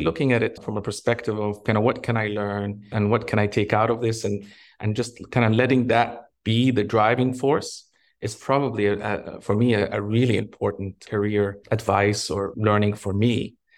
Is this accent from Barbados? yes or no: no; Egypt; moved away; also born or lived in Canada; I'm originally from, from Egypt, but I'm also Canadian, and I lived in both countries.